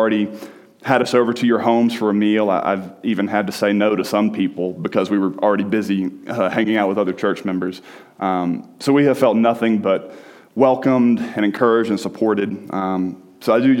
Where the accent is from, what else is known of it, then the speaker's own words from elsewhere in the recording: Birmingham, Alabama, United States; moved away as an adult; now in Colorado, United States; So I am from Birmingham, Alabama. I grew up there. I spent almost 26 years there.